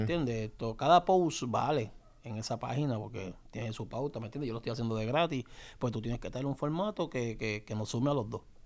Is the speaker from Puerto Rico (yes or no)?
yes; Puerto Rico; donde yo me crié, ahí en Canal